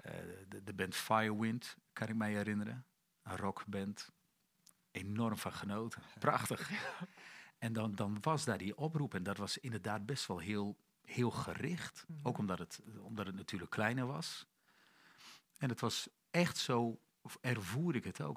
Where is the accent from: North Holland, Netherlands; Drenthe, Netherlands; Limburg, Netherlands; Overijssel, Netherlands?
Drenthe, Netherlands; Emmen; Ik ben geboren in januari 70 in, eh, in het noorden van het land, in Emmen